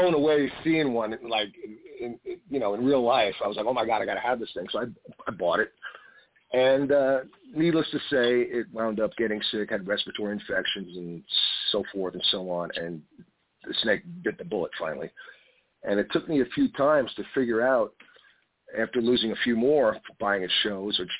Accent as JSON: {"language": "English", "area": "Long Island", "region": "New York", "country": "United States", "tie": "born or raised there", "said": "growing up on Long Island"}